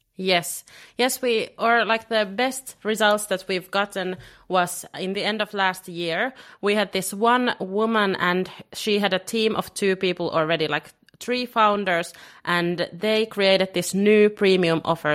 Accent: Finland; now in Lisbon, Portugal; I'm originally from Finland, and living in Lisbon.

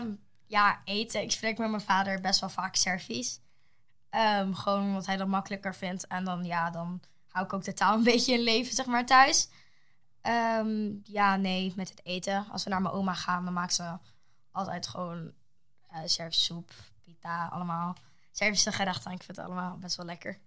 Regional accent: Netherlands; Ik ben in Nederland geboren.

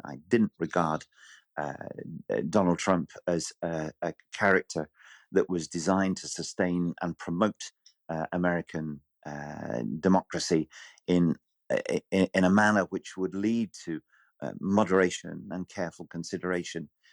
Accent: Bury, North West England, United Kingdom; my hometown was very, very marginal

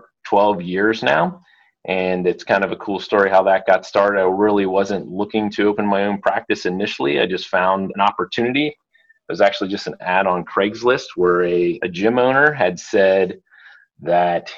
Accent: Pennsylvania, United States; I grew up in Pennsylvania, kind of in a real small town

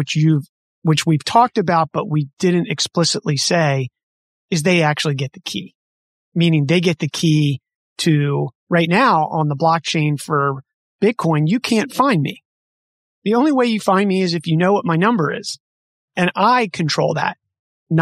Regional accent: United States; as an American kid

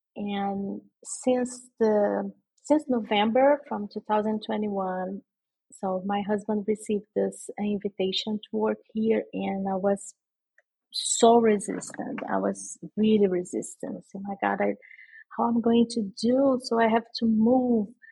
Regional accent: Rio de Janeiro, Brazil; English is a second language; moved away as an adult; also born or lived in Sao Paulo, Brazil; now in Luanda, Angola; I'm from Rio de Janeiro and I was living in Sao Paulo for almost 10 years

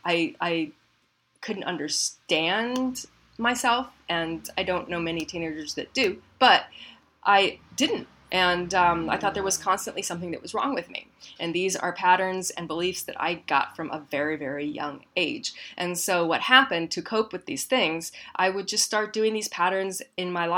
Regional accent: Midwest, United States; I grew up in the Midwest.

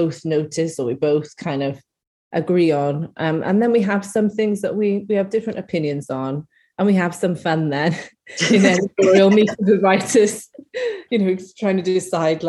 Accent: Caerphilly, Wales, United Kingdom; I'm a Welsh poet myself and grew up in Caerphilly

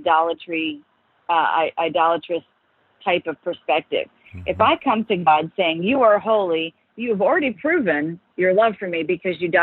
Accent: Minnesota, United States; we had a very simple, quintessential kind of life growing up in Minnesota.

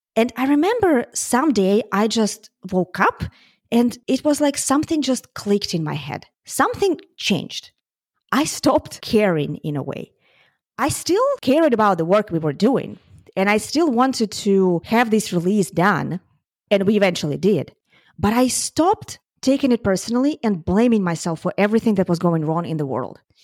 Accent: Ukraine; moved away; I'm from Ukraine, and my family is still in Ukraine

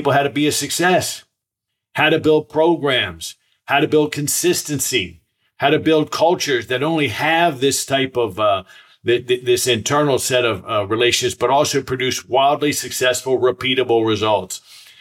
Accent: Silver Spring, Maryland, United States; when I was a boy, I grew up right outside Washington, D.C., and I went to the Silver Spring Boys Club where I grew up

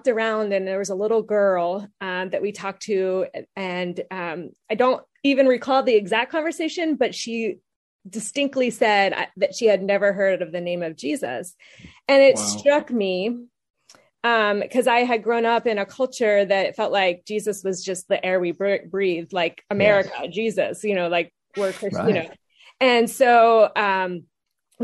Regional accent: Pittsburgh, Pennsylvania, United States; moved away as an adult; also born or lived in Washington, D.C. area; I grew up in Pittsburgh, Pennsylvania

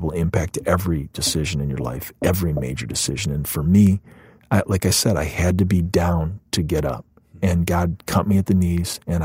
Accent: Cleveland, Ohio, United States; moved away as an adult; also born or lived in Chicago, Illinois; now in Naperville, United States; my hometown in Cleveland

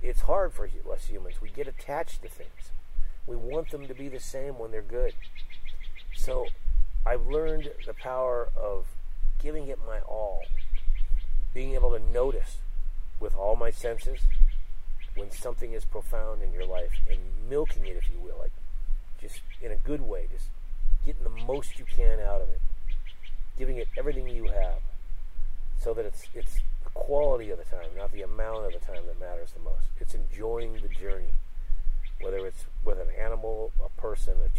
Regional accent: Sunnyvale, California, United States; I grew up in Sunnyvale

